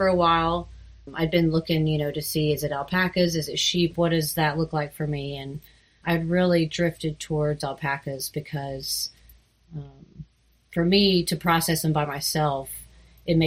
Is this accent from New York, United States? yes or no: no; Soddy-Daisy, Tennessee, United States; also born or lived in Auburn, Alabama / Seattle, Washington; I grew up outside Chattanooga in a place called Soddy Daisy